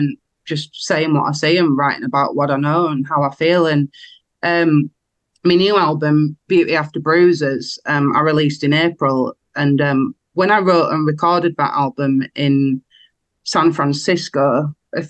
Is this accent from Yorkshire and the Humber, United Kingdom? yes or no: yes; Wakefield, Yorkshire and the Humber, United Kingdom; I come from Wakefield.